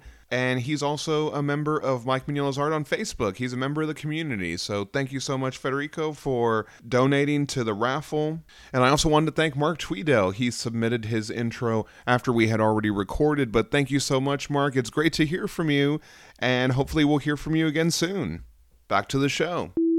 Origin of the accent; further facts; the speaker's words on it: Guanajuato, Mexico; a small city just 50 kilometers away from my hometown in the state of Guanajuato.